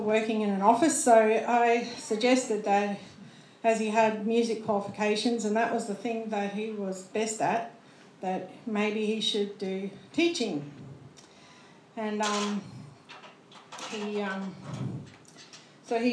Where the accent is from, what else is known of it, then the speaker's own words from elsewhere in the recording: Queensland, Australia; also born or lived in Ipswich / Caboolture; we came from Queensland